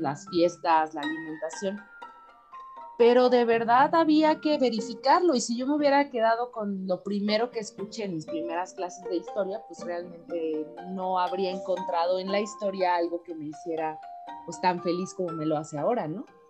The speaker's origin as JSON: {"language": "Spanish", "country": "Mexico", "said": "como mexicana"}